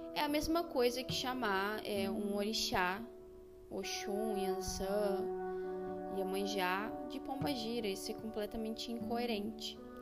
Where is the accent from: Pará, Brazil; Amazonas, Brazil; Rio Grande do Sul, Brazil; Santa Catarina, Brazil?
Rio Grande do Sul, Brazil; No Rio Grande do Sul a gente trabalha muito com a nação